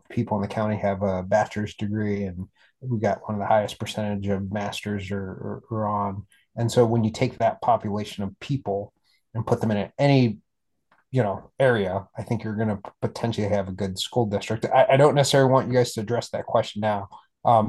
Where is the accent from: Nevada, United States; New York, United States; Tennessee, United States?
Nevada, United States; Las Vegas; now in Rockville, United States; I grew up in Vegas